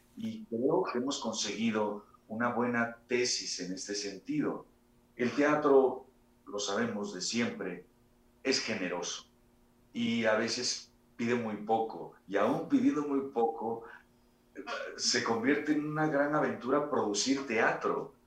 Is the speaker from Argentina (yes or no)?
no; Mexico; nosotros, como, mexicanos